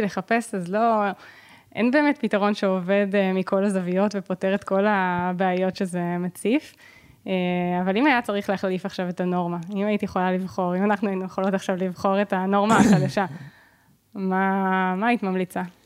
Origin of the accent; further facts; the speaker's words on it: Herzliya, Tel Aviv District, Israel; של הילדות שלי בהרצליה